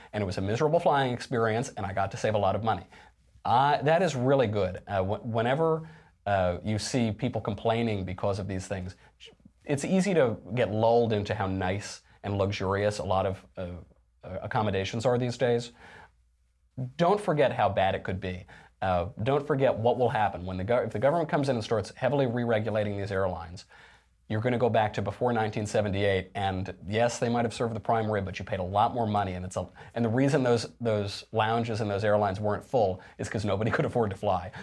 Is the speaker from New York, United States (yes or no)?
yes; New York, United States; I'm from New York